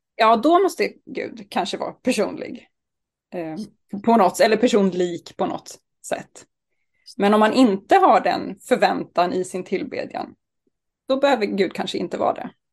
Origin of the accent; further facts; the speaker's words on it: Sturefors, Östergötland, Sweden; moved away; also born or lived in Uppsala; Jag kommer ifrån Sturefors utanför Linköping, där jag växte upp med tre storebröder